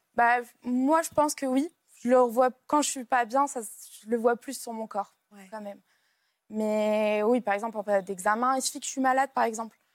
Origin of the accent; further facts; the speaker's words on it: Lille, Hauts-de-France, France; je suis de Lille, donc c'est une grande ville, Lille même